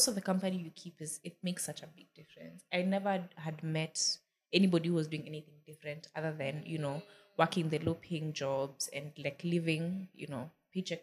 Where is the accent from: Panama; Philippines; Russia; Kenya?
Kenya; moved away as an adult; also born or lived in United States; now in Nairobi, Kenya; I'm going to come back to Kenya